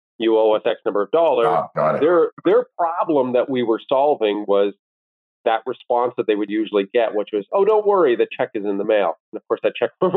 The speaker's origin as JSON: {"language": "English", "town": "Owen Sound", "region": "Ontario", "country": "Canada", "tie": "born or raised there", "also_born_or_lived": "Washington, D.C.", "moved": "yes", "lives_now": "Toronto, Canada", "said": "Both my wife and I grew up in Owen Sound"}